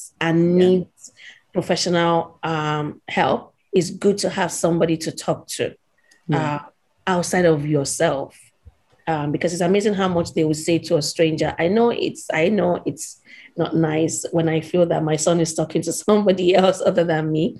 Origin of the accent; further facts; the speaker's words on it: Nigeria; I grew up in Nigeria